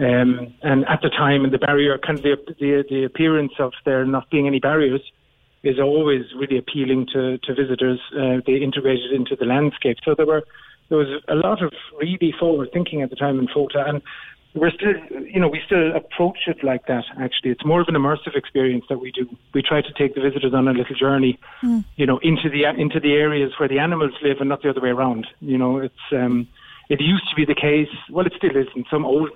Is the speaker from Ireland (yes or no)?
yes; Cobh, Munster, Ireland; now in Berlin, Germany; we just bought a house in Cove. So we just renovated it, and I do get back more often now